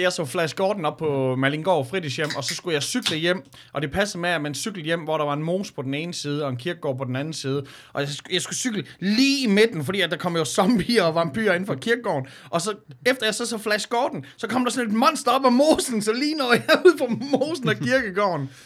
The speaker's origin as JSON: {"language": "Danish", "region": "Jutland", "country": "Denmark", "said": "som jyder"}